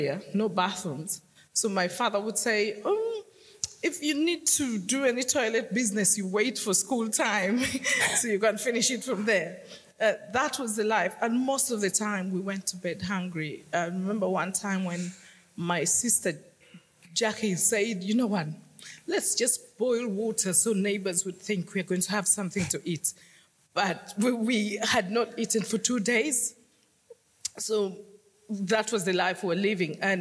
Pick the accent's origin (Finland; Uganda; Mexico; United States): Uganda; Northern Region; now in London, United Kingdom; I was born in northern Uganda